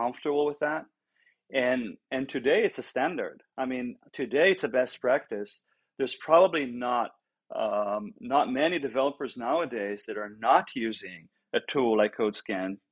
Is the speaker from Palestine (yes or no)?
no; Israel; moved away; also born or lived in Europe; originally born and raised in Israel, ended up in Europe